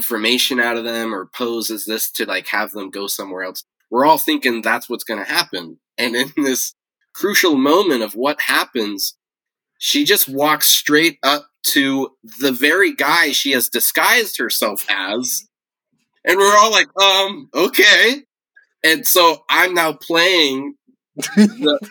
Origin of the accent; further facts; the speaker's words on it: Yosemite National Park, California, United States; I grew up in Yosemite National Park